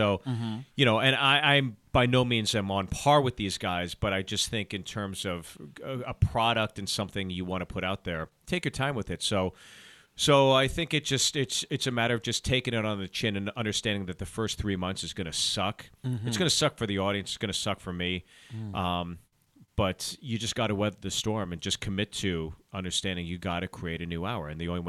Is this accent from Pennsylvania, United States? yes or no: yes; Pittsburgh, Pennsylvania, United States; also born or lived in New Jersey; Jersey, grew up in Pittsburgh.